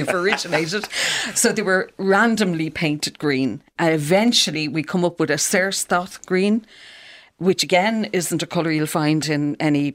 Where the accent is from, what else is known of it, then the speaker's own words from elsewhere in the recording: Dublin, Leinster, Ireland; my own home place. The boys' school in Rialto